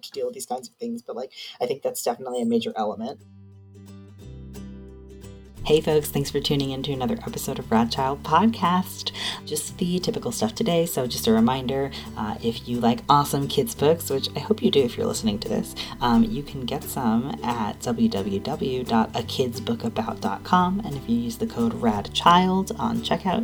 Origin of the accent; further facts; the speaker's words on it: New York, United States; moved away; I'm from New York originally, so I have that, like, New York anger